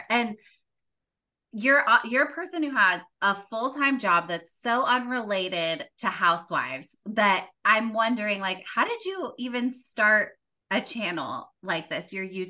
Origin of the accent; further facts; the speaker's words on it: California, United States; Absolutely. I grew up in Orange County.